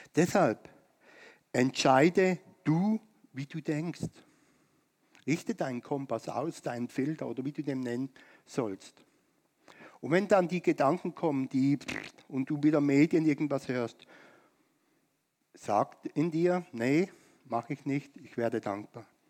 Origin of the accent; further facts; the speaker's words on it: Germany; uns als Deutsche in Deutschland